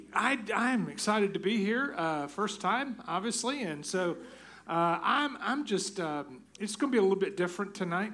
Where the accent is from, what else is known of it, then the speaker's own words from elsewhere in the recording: Tennessee, United States; I grew up in Tennessee.